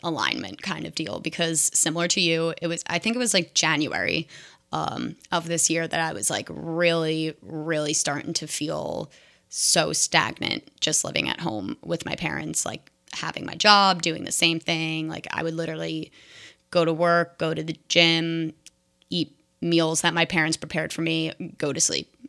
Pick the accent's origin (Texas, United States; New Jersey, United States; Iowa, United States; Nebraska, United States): New Jersey, United States; moved away as an adult; now in Seattle, United States; I'm from New Jersey